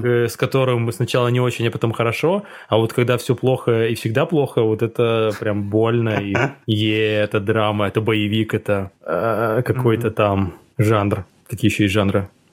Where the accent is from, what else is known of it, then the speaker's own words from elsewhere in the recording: Cherepovets, Vologda Oblast, Russia; moved away; в моем родном городе, где очень узкая комьюнити, и где, типа, друзья, ну, в смысле, друзья твои, друзья твои девушки, это, типа, ну, весь череповец